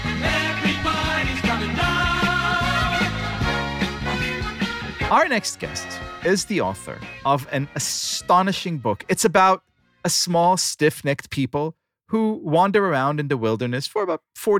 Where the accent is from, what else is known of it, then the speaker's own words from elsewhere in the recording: Israel; moved away as an adult; now in United States; I was born in Israel. I get here, I'm 24 years old